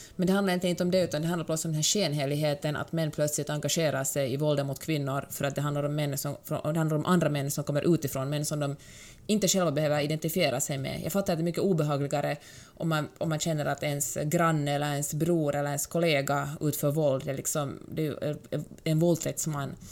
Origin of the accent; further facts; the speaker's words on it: Finland; Som mm. finlandssvensk fattar jag ganska ofta inte finsk humor jag tycker inte att den är rolig, för att jag har vuxit upp på något sätt i en annan sorts kultur